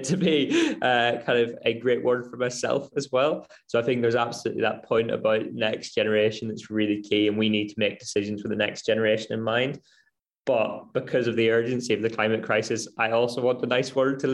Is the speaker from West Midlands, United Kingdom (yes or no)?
no; Northern Ireland, United Kingdom; I grew up in Northern Ireland in kind of a rural area.